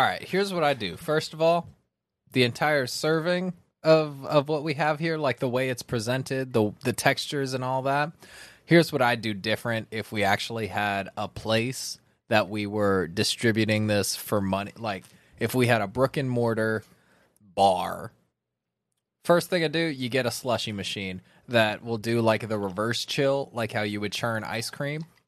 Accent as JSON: {"language": "English", "region": "California", "country": "United States", "said": "I'm from California"}